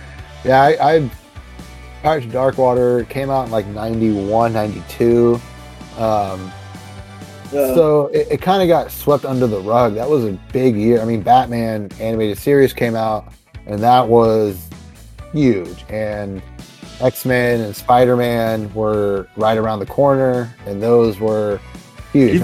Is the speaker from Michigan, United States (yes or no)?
no; the Redwoods, California, United States; I had a little tiny comic book store in the tiny little town I grew up in out in the Redwoods